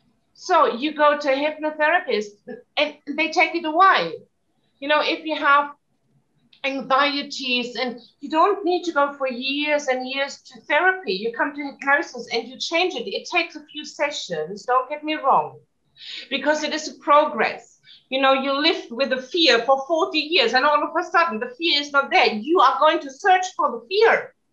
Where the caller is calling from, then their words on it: Valencian Community, Spain; Yes, I'm zooming in from Spain, from the mainland, from the Costa Blanca. It's a beautiful part of Spain.